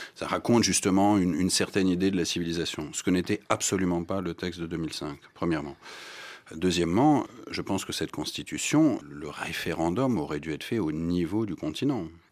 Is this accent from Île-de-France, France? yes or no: no; Strasbourg, Grand Est, France; also born or lived in Berlin, Germany / England / Belgium; now in Rome, Italy; je, suis né, j'ai grandi à Strasbourg